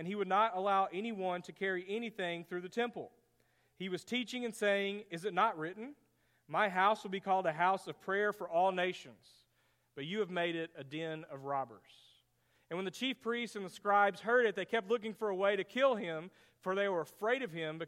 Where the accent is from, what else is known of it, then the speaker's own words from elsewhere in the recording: Greenville, Texas, United States; When I was in elementary school, the church that we grew up in Greenville, Texas